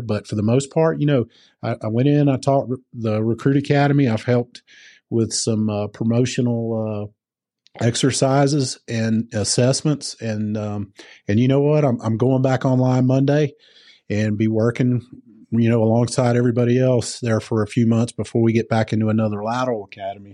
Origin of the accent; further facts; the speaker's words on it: the South, United States; moved away as an adult; also born or lived in Georgia; now in Colorado, United States; I come from the South